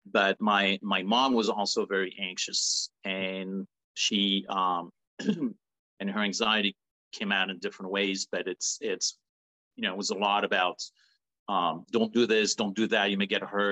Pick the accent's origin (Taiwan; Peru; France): France; Paris, Île-de-France; moved away; I was born and raised in France, in Paris